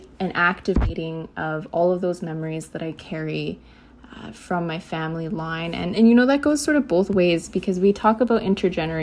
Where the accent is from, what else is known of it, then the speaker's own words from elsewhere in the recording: Vancouver, British Columbia, Canada; I was born in Vancouver. I was born to two Indigenous young people who had actually come from the prairies